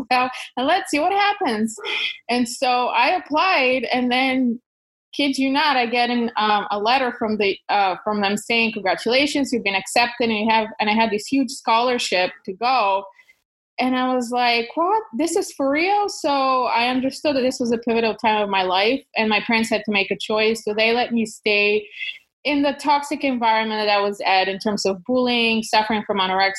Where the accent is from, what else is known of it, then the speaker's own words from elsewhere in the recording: Kyustendil, Kyustendil Province, Bulgaria; English is a second language; moved away; I was born in Bulgaria in a small town called Kyustendil, close to the mountains